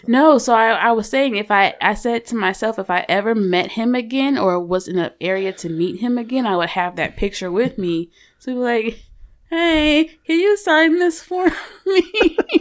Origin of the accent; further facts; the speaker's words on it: St. Louis, Missouri, United States; moved away; I'm from Saint Louis originally